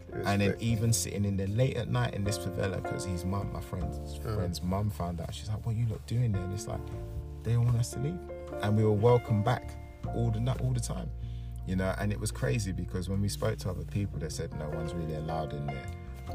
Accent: Jamaica; But I said, oh, I'm Jamaican.

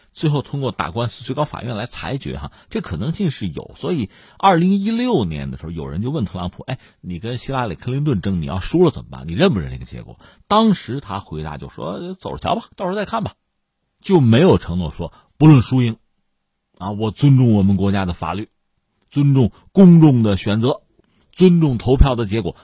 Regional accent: China; 在这个时候，我们中国人啊，我觉得千万不要被一些漂亮话冲昏了头脑。

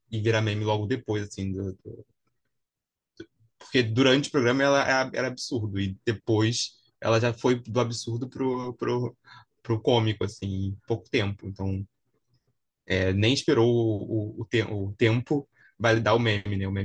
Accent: Rio de Janeiro, Brazil; eu sou carioca assim

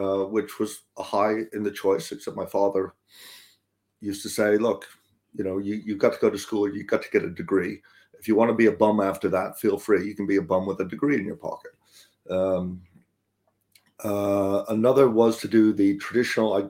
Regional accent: Boston, Massachusetts, United States; I grew up in Boston, Massachusetts, or around there.

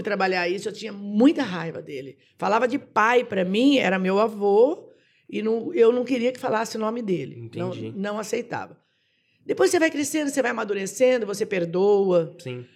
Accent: Jaboticabal, São Paulo, Brazil; also born or lived in Itápolis/Ibitinga; now in Ibitinga, Brazil; Eu sou de Jabuticabal. Fui criada em Jabuticabal, nasci em São Paulo, mas fui criada em Jabuticabal pela, pelos meus avós.

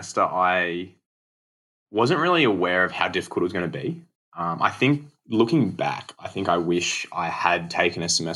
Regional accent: Bendigo / Melbourne, Victoria, Australia; most of my friends that I grew up with were in Melbourne that whole time

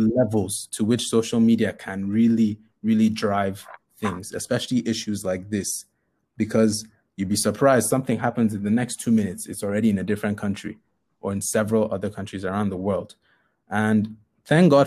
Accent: Nigeria; We're all Nigerian.

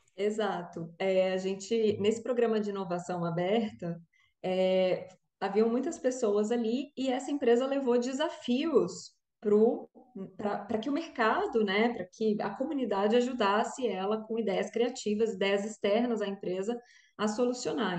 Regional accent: Brasília, Federal District, Brazil; now in Rio de Janeiro, Brazil; sou brasiliense, mas moro no Rio, então, né, brasiliense carioca, já carioquei aqui também

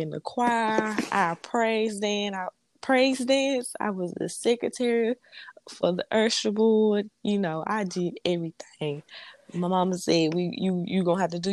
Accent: Louisiana, United States; moved away as an adult; now in Mississippi, United States; I am from Grandma, Louisiana.

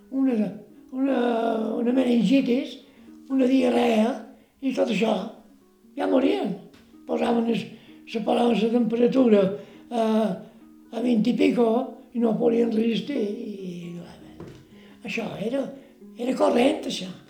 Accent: Bunyola, Balearic Islands, Spain; born there; el 2 d'agost del 22, vaig néixer a Bunyola.

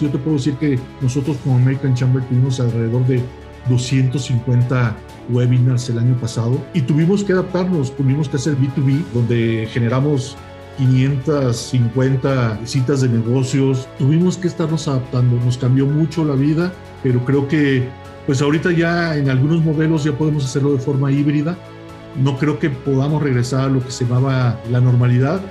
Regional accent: Mexico; Nosotros como México

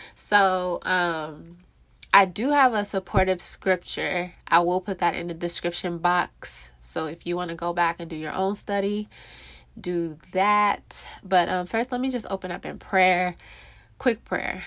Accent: California, United States; moved away as an adult; now in Texas, United States; I'm from California

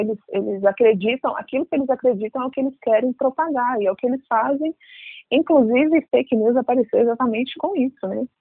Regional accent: Brazil; pouquíssimos lugares nos aceitam como brasileiros

